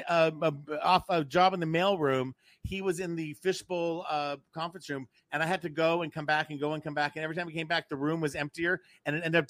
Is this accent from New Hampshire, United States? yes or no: yes; Newport, New Hampshire, United States; my hometown, Newport, New Hampshire